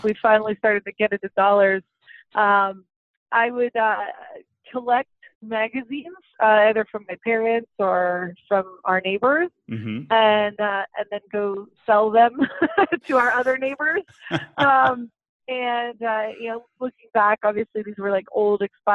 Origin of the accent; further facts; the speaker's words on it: California, United States; also born or lived in Arizona; I grew up in California